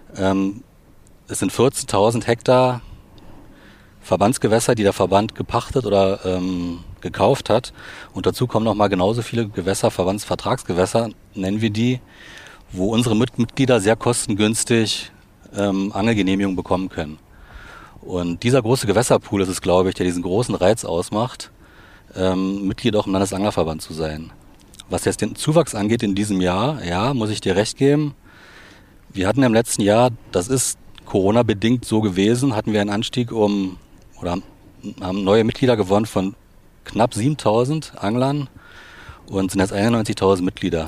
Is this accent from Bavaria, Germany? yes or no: no; Potsdam, Brandenburg, Germany; Ich bin sozusagen im Osten geboren, in Potsdam